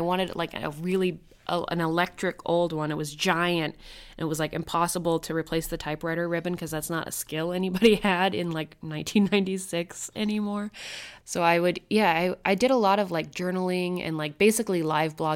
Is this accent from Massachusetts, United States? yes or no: yes; Westford, Massachusetts, United States; also born or lived in Kentucky; I grew up in Kentucky, and then when I was 6, I moved to a city outside of Boston called Westford, which is like a very suburban